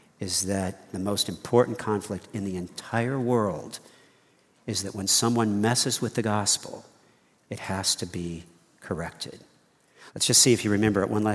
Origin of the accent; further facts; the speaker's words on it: United States; I'm an American